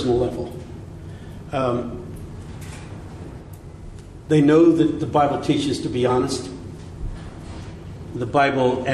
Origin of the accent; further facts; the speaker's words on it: United States; I'm speaking as an American